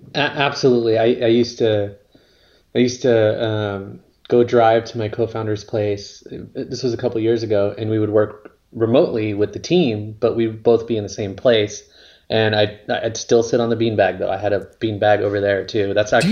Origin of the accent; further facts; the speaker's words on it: La Mirada, California, United States; now in Northern California, United States; I grew up near Knott's Berry Farm. So it's a city called La Mirada